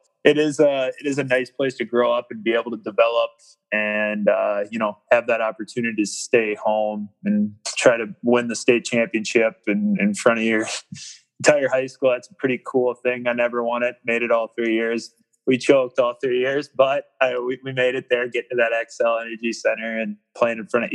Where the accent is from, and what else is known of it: Minnesota, United States; born or raised there